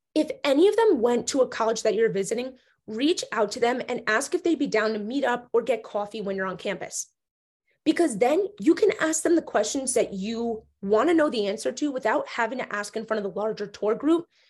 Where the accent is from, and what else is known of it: New Jersey, United States; born or raised there